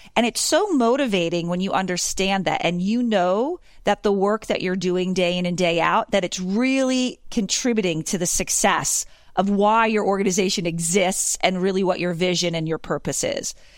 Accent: Pennsylvania, United States; I'm from Pennsylvania originally.

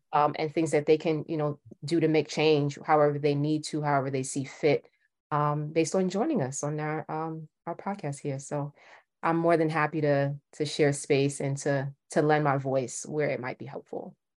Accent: New York City, New York, United States; I'm from Brooklyn

